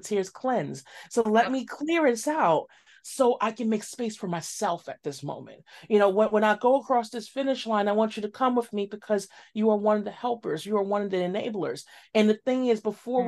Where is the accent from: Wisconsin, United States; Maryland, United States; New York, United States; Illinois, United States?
New York, United States; New York City; growing up in Bed-Stuy, Crown Heights, East New York, and all these areas in Brooklyn